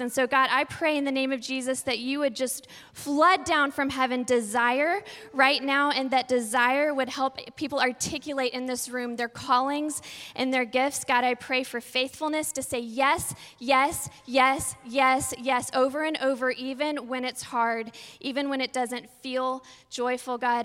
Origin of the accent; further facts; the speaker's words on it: Texas, United States; We're from Texas, so we say, hey, y'all